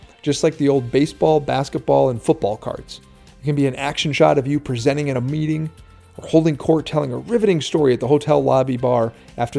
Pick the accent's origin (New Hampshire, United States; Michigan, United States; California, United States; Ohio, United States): Michigan, United States; Norway; my hometown of Norway and Iron Mountain and that whole area